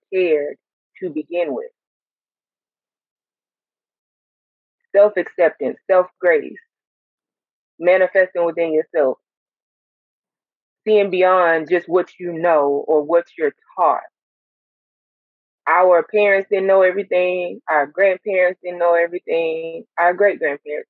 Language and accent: English; Montgomery, Alabama, United States; Montgomery, Alabama, to be exact